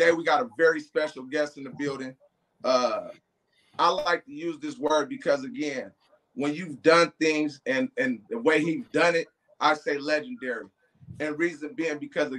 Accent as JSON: {"language": "English", "town": "Oakland", "region": "California", "country": "United States", "tie": "born or raised there", "said": "I grew up in Oakland"}